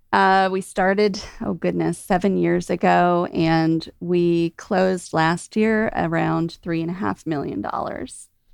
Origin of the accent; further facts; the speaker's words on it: Mid-Atlantic, United States; now in Georgia, United States; I'm from the Mid-Atlantic